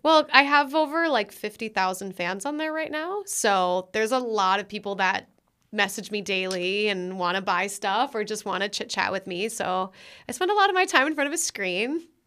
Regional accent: Minnesota, United States; moved away; also born or lived in Florida / Los Angeles; born and raised in Minnesota

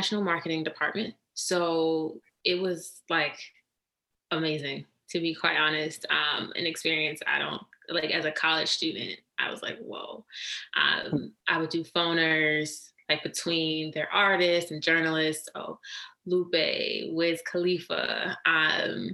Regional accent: Washington, District of Columbia, United States; moved away as an adult; also born or lived in New York City; born and raised in Washington, D.C.

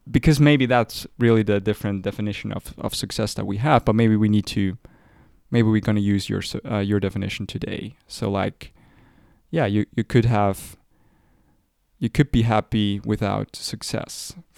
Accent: Zurich, Switzerland; We are r- from Zurich

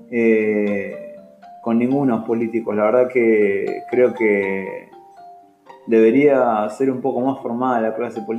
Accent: Argentina; siento que como argentino

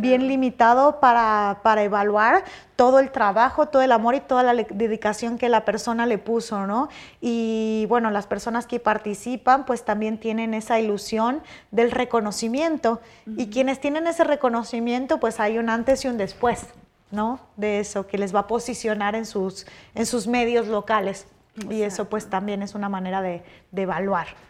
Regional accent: Michoacán, Mexico; moved away; soy michoacana, de un país así, tipo, eh, un país, un estado súper productor de, marihuana

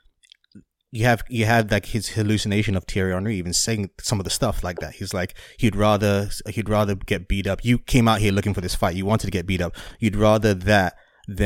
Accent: England, United Kingdom; as someone who grew up in England and been around a lot of Irish people

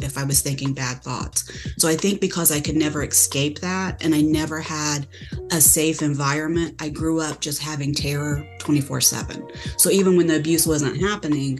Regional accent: Indiana, United States; now in Texas, United States; I'm from Indiana. I currently live in Texas, in a small town near a big city, but I'm originally from Indiana.

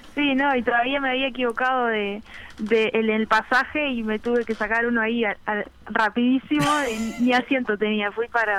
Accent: Piriápolis, Maldonado, Uruguay; moved away as an adult; now in Montevideo, Uruguay; soy de Piriápolis

